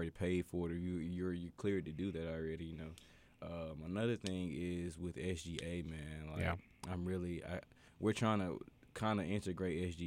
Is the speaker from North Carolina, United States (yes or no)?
yes; Winston-Salem, North Carolina, United States; I'm from Winston-Salem